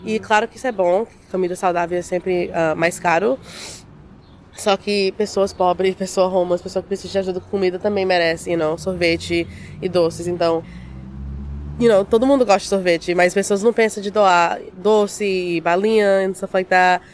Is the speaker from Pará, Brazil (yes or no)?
yes; Conceição do Araguaia, Pará, Brazil; moved away; eu nasci em Conceição da Araguaia, no Pará